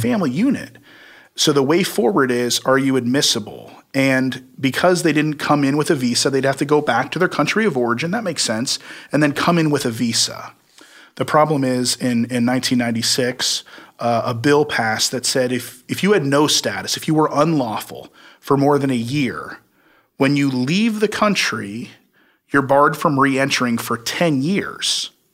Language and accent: English; Midwest, United States; I grew up in the Midwest